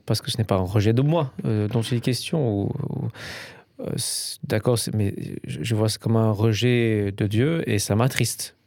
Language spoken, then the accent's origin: French; England, United Kingdom; moved away; je suis un Anglais